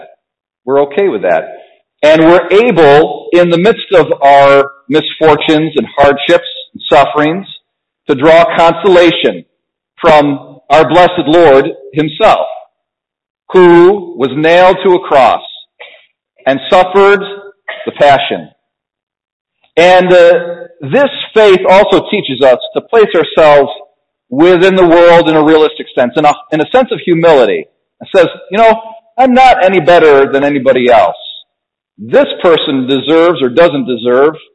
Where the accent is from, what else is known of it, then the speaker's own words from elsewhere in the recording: United States; I was born in America.